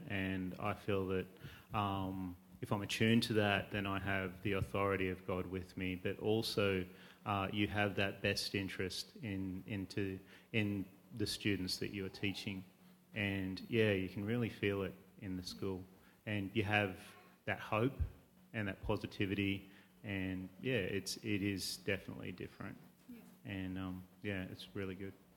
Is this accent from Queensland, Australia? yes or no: yes; Queensland, Australia; I'm a Queenslander